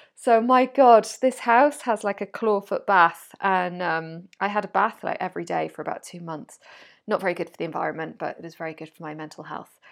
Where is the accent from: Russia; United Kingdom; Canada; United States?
United Kingdom; Wales; moved away as an adult; also born or lived in France; now in Spain; I was born in Wales. I grew up in Wales.